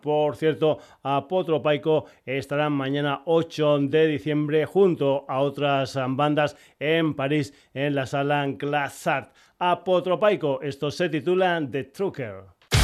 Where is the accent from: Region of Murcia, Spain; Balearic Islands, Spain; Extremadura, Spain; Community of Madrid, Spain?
Extremadura, Spain; Badajoz province; En mi tierra, en la población pacense de Puerto Urraco